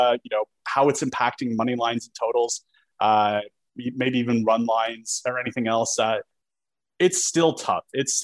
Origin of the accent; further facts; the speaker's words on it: Canada; being a Canadian